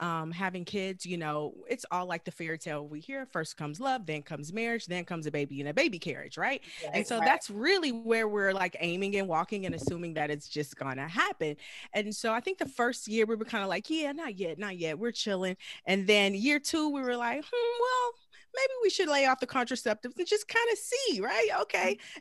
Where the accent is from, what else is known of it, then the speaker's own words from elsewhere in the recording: Galveston, Texas, United States; moved away as an adult; now in Los Angeles, United States; I'm originally from Galveston, Texas, and I moved to Los Angeles after graduating from college